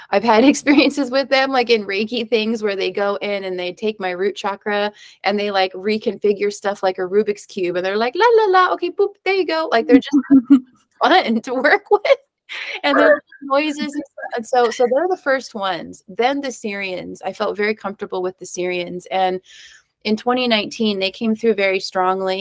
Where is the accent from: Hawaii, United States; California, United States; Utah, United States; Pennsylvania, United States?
Hawaii, United States; I grew up in Hawaii